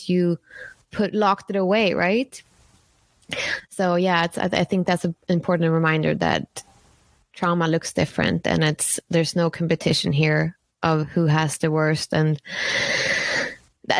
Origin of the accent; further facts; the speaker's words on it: Sweden; moved away as an adult; also born or lived in San Francisco, United States; I'm from Sweden, born and raised in Sweden in a small town